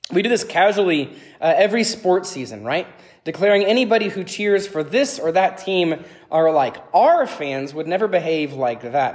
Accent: Atlanta, Georgia, United States; moved away as an adult; also born or lived in Pittsburgh, Pennsylvania / Tennessee; I grew up in Gwinnett County in the 1990s

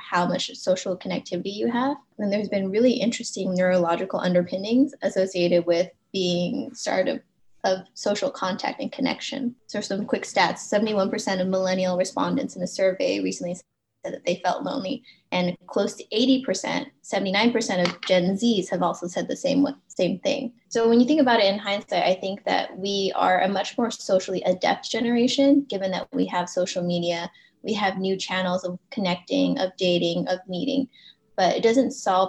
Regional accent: Los Angeles, California, United States; having an Asian American heritage and growing up in Los Angeles

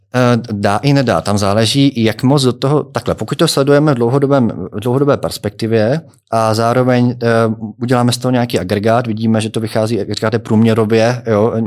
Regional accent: Czechia; jako Češi

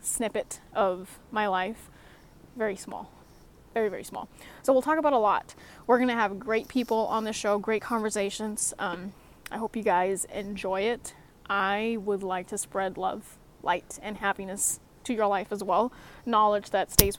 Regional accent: Singapore; now in Alaska, United States; Coming from Singapore, yes, I'm from Singapore.

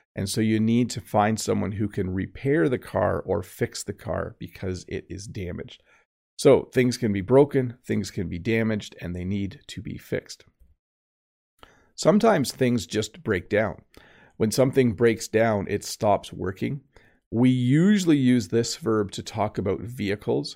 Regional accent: Canada; I am Canadian

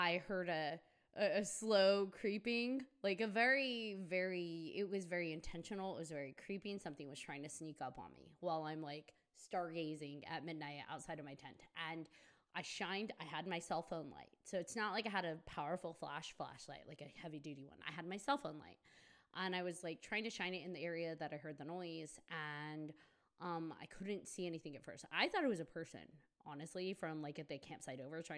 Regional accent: Colorado, United States; moved away; I come from Colorado

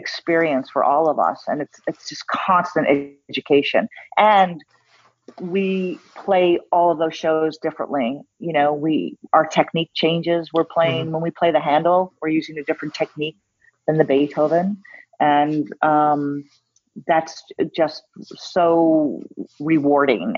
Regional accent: New York City, New York, United States; moved away; I'm from New York City. And so growing up, I saw the greatest art

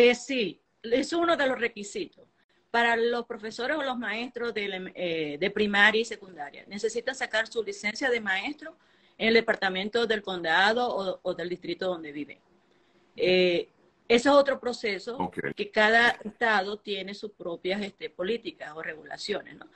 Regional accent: Venezuela; moved away as an adult; now in Utah, United States

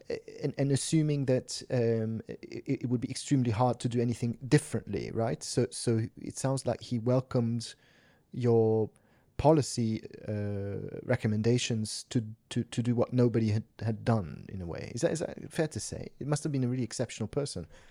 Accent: Switzerland; I grew up in Switzerland

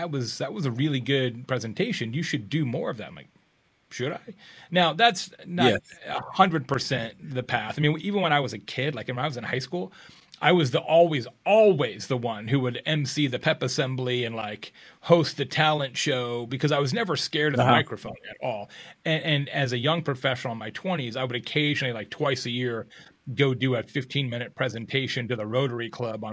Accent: Arizona, United States; moved away; I'm from Arizona originally

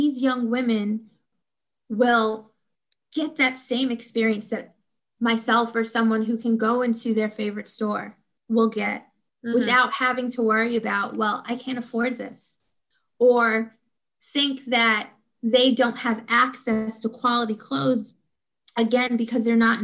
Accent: New York City, New York, United States; Coming from an inner city myself, I'm originally from Brownsville, Brooklyn

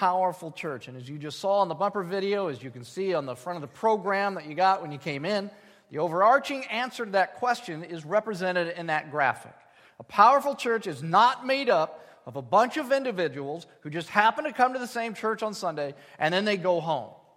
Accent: United States; As American people

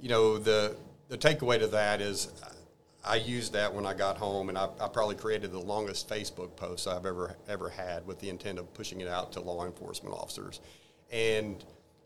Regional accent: Arlington, Texas, United States; I grew up in Arlington, Texas, born there

